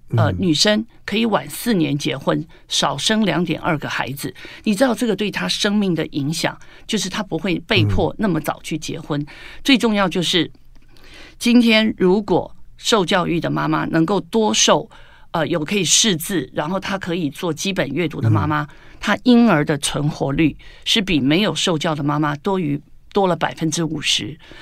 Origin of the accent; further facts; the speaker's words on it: Taiwan; 我们在台湾有九年国民教育